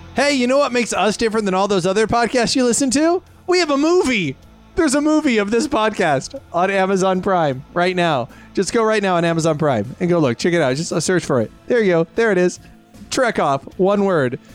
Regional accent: United States; I'm American

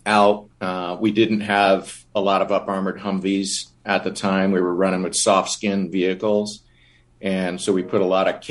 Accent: Long Island, New York, United States; moved away as an adult; now in Southern California, United States; I grew up on Long Island, and I was a bit of a latchkey child

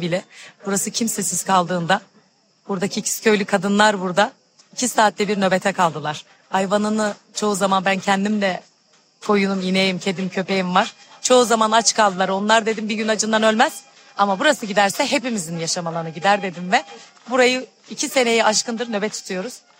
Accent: İkizköy, Muğla, Turkey; İkizköy'de doğdum. İkizköylüyüm.

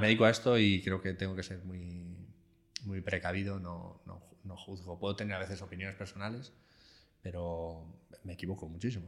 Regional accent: Alcalá de Henares, Community of Madrid, Spain; yo soy de Alcalá de Henares, cuando vuelvo a mi casa

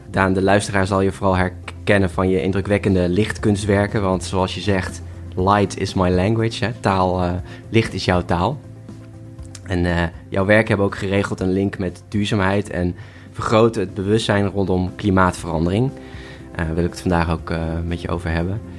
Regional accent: Nieuwkoop, South Holland, Netherlands; Ik kom uit Nieuwkoop, dus ik ben omringd door de natuur.

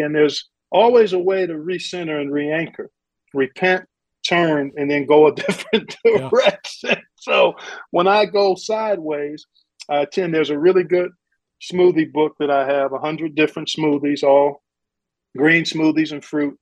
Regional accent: Cleveland, Ohio, United States; by December, I'm doing a handful of Cleveland State University games on a local television station up in Cleveland, my hometown

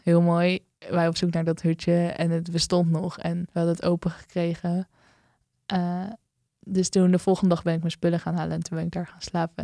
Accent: Netherlands; dat ik uit Nederland kwam

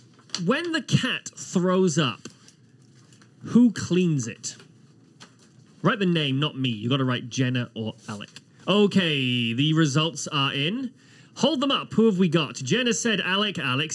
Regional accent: Wales, United Kingdom; I am a Welshman.

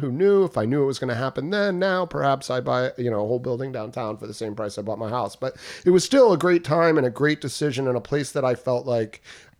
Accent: New Jersey, United States; moved away as an adult; also born or lived in Texas / Chicago / California; now in Durham, United States; My background, I grew up in Jersey. I tell people now that Durham is my home, but I'm definitely from Jersey.

